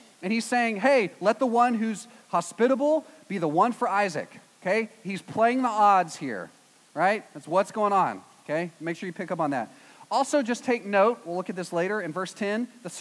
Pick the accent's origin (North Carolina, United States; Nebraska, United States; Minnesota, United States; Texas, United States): Texas, United States; East; I'm from East Texas, which is basically Arkansas